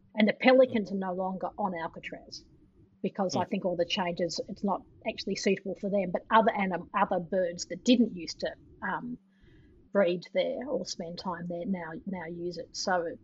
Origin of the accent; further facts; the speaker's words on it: Melbourne, Victoria, Australia; moved away; also born or lived in San Francisco; I come from Melbourne, which is also a city that has most people are from somewhere else.